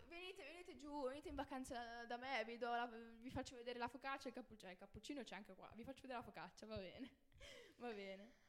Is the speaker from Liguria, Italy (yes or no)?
yes; Liguria, Italy; also born or lived in Turin; sono nata a Torino, eh, trasferita, cioè, non son proprio pura, ligure.